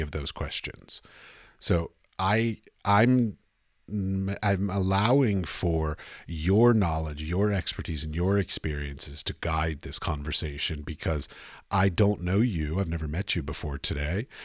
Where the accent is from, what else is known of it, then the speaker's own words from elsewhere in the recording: United States; moved away as an adult; I'm from America